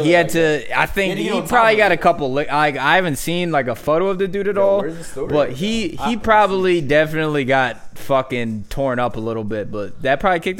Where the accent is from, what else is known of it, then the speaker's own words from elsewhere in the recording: the Poconos, Pennsylvania, United States; I'm from the Poconos